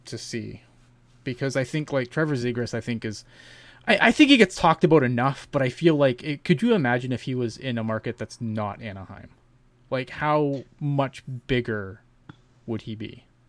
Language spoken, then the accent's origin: English; Canada; I'm Canadian